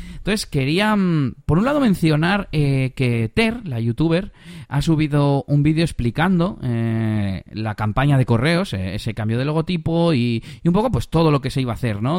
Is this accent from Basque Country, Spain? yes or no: yes; Bilbao, Basque Country, Spain; also born or lived in Las Merindades, Burgos; vengo de Bilbao